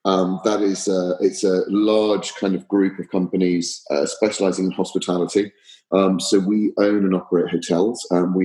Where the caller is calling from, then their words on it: West Palm Beach, Florida, United States; I am joining you from West Palm Beach in Florida.